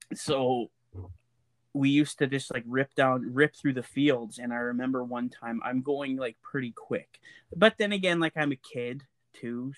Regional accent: Lac La Biche, Alberta, Canada; I grew up, I would say I grew up in Laclabisque, and we actually had an acreage.

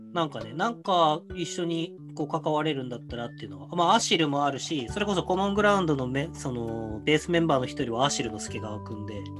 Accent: Hokkaido, Japan; moved away; 北海道で過ごした人間同士だから

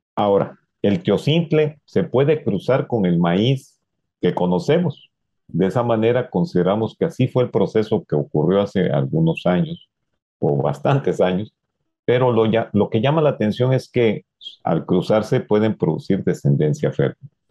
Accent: Mexico; uno de los símbolos que nos identifican como mexicanos

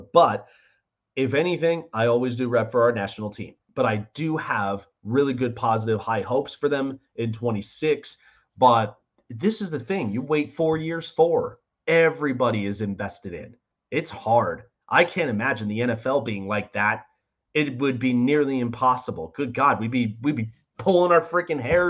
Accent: United States; I'm American born and bred

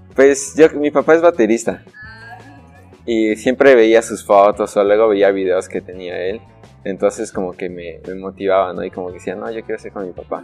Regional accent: Tehuacán, Puebla, Mexico; tehuacanero de corazón

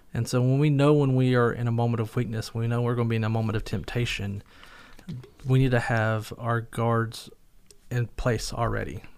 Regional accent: North Carolina, United States; now in Somerset, Kentucky, United States; I was from North Carolina

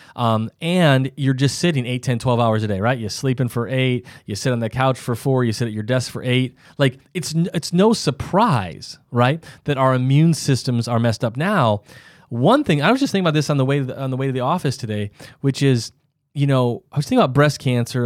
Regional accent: South Dakota, United States; I'm from South Dakota, so there's not very many hills

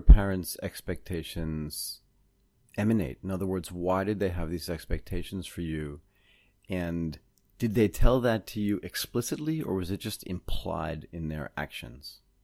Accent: Boston, Massachusetts, United States; also born or lived in Connecticut; I grew up in Boston, Massachusetts and a little bit in Connecticut

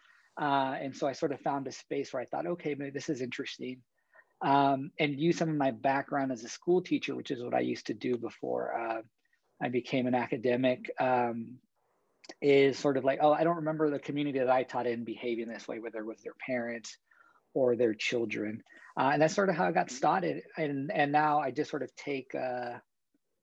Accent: San Antonio, Texas, United States; moved away; my home state of San Antonio, Texas

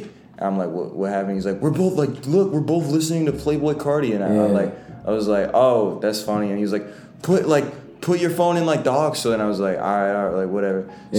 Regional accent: Boston, Massachusetts, United States; now in Los Angeles, United States; nah, I'm from Boston.

